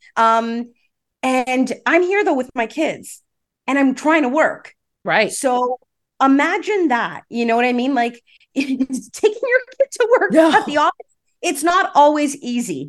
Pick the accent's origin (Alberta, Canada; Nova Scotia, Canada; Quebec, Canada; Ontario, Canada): Ontario, Canada; Toronto; I grew up in Rexdale, okay. so Islington and Albion area